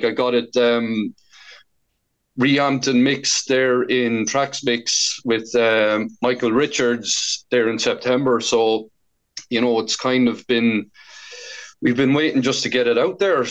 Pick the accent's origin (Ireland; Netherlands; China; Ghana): Ireland; Portarlington, Laois; moved away as an adult; now in Galway, Ireland; I'm from Port Arlington in Laois. I've been living in Galway since 2004